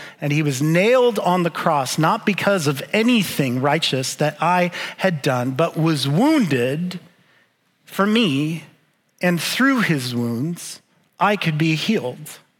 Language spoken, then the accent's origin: English; Arizona, United States; also born or lived in Winnipeg, Canada; she moved back to where I was born in Winnipeg, Manitoba, to be surrounded by her parents and to be knit back into health. And my sister and I were left in Arizona